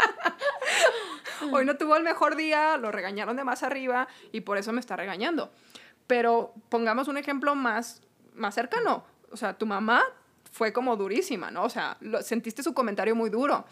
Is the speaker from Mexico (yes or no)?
yes; Hidalgo del Parral, Chihuahua, Mexico; somos de Parral, tú ahorita ya no vives en Parral, yo tengo poquito aquí